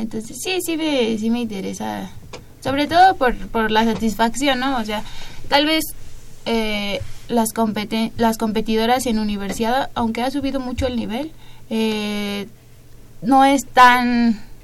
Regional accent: Mexico; no estoy en mi país

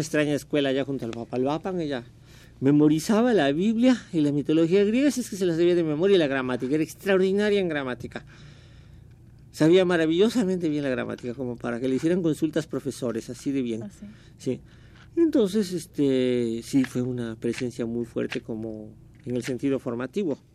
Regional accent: Mexico City, Mexico; also born or lived in Córdoba, Veracruz; Mis recuerdos son del distrito, yo crecí en México

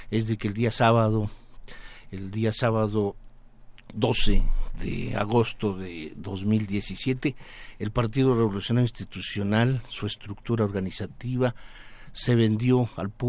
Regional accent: Mexico; nosotros como mexicanos

